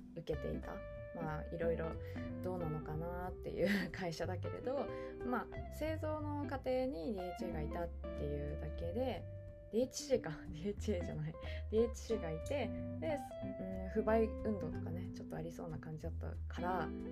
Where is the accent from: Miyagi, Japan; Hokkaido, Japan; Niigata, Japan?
Hokkaido, Japan; also born or lived in Yokohama; now in Tokyo, Japan; 私北海道出身